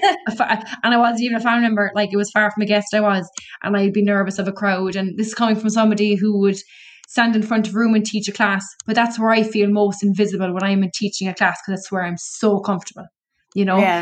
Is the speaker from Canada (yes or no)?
no; Cork, Munster, Ireland; I'm from Cork